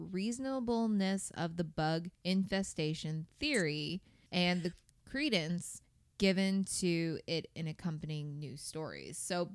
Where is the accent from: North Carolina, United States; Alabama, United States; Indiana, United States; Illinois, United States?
Indiana, United States; We are from Indiana.